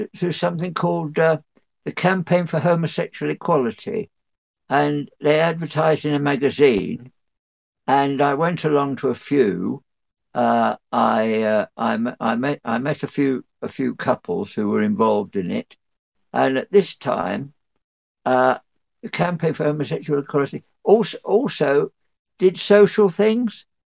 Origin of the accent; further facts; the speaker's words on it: North Dorset, South West England, United Kingdom; North, North Dorset